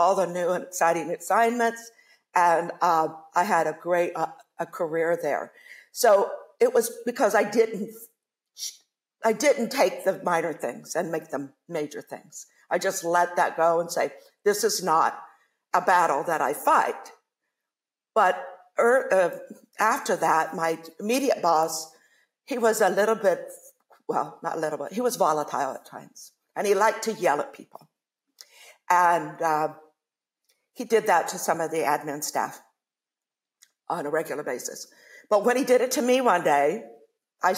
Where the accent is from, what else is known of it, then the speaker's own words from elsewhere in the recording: Ohio, United States; I grew up in Ohio